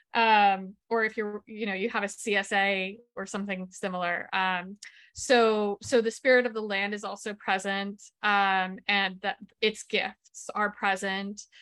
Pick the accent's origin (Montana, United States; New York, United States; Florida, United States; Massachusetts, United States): Massachusetts, United States; I come from an Italian-American family. I grew up in Massachusetts